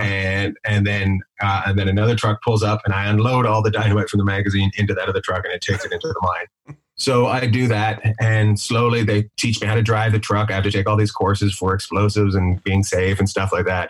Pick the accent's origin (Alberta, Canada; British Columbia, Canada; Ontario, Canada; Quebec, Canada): British Columbia, Canada; Terrace; born or raised there